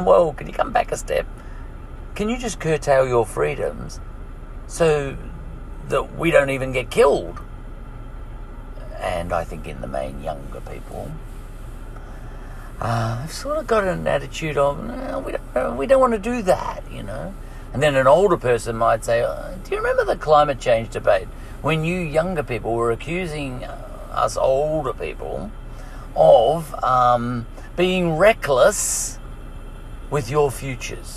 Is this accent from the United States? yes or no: no; Ireland; I'm an Irish troublemaker.